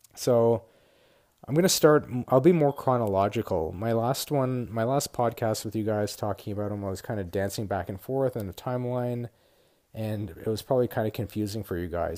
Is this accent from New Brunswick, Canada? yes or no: no; Ottawa, Ontario, Canada; moved away as an adult; also born or lived in Toronto; I grew up in Ottawa